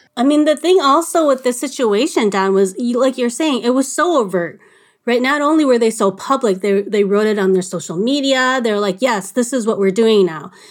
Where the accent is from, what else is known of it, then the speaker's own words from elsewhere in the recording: Little Canada, Minnesota, United States; I was living at home in Little Canada